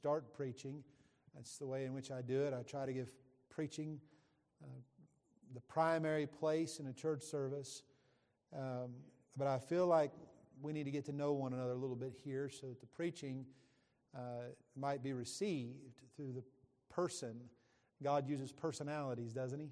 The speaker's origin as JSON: {"language": "English", "region": "West Virginia", "country": "United States", "tie": "born or raised there", "moved": "yes", "lives_now": "Texas, United States", "said": "I was born and raised in West Virginia"}